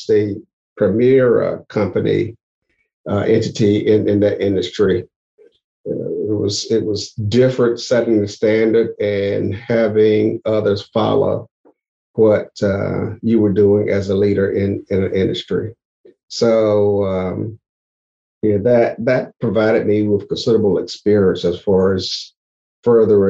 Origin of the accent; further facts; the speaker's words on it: Elizabeth City, North Carolina, United States; moved away as an adult; also born or lived in Maryland; I was born and raised in Elizabeth City, North Carolina